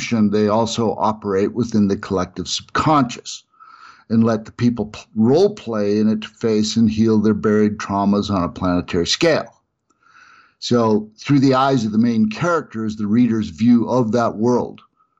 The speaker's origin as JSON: {"language": "English", "town": "Salt Lake City", "region": "Utah", "country": "United States", "moved": "yes", "lives_now": "Colorado, United States", "said": "I'm originally from the Salt Lake City area, but I'm now in Colorado"}